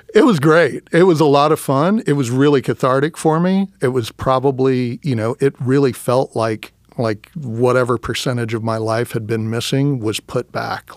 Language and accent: English; Round Rock, Texas, United States; moved away; also born or lived in Austin, Texas; I grew up in Texas.